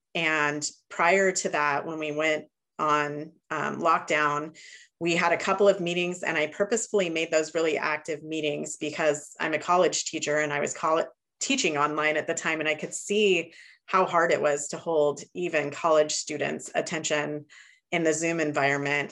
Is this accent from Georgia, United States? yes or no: no; Chico, California, United States; I'm from Northern California, Chico, California